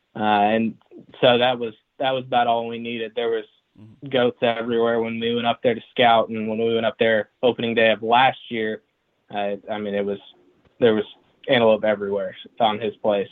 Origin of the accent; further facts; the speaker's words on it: Enid, Oklahoma, United States; also born or lived in Texas; grew up in Enid, Oklahoma